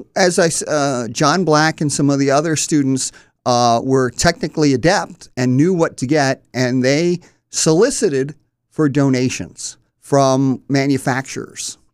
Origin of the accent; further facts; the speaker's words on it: Wilmington, Delaware, United States; I was born in North Wilmington and went to Mount Pleasant High School